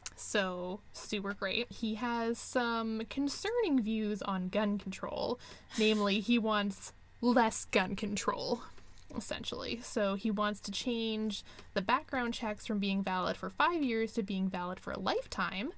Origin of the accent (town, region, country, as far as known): Canada